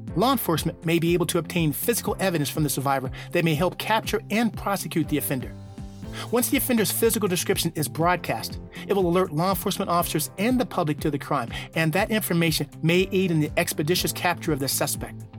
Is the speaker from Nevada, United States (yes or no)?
yes; Reno, Nevada, United States; my hometown of Reno, Nevada